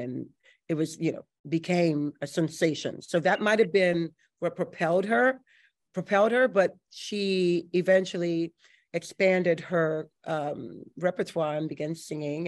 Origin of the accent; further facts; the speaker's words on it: New Orleans, Louisiana, United States; I was born and raised here in New Orleans